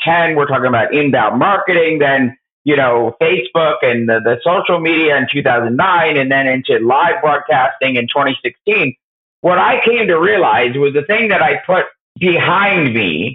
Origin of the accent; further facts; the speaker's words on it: United States; I grew up in New York and New Jersey.